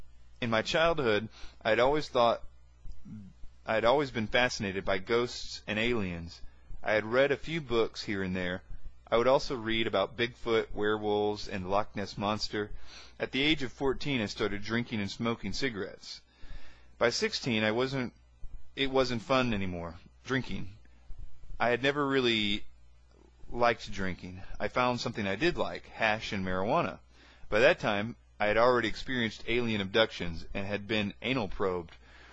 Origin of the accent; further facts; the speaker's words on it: Quebec, Canada; also born or lived in Vancouver / Toronto; Growing up in Canada and moving from Quebec to Vancouver and then to Toronto